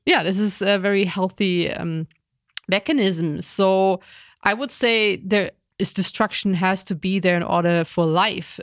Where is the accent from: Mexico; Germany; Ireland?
Germany; I was raised in Germany